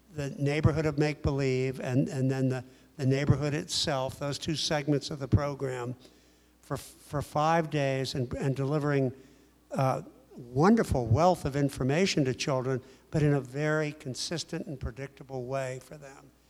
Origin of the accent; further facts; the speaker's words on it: Pittsburgh, Pennsylvania, United States; I'm from Pittsburgh also